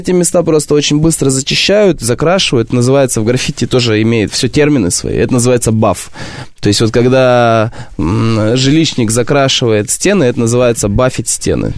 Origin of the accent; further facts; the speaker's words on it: Barnaul, Altai Krai, Russia; Я из Сибири